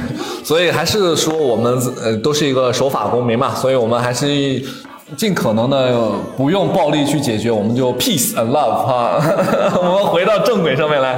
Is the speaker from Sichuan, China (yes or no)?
no; Xi'an, Shaanxi, China; also born or lived in Guangzhou; now in Shanghai, China; 我自己是来自陕西西安的嘛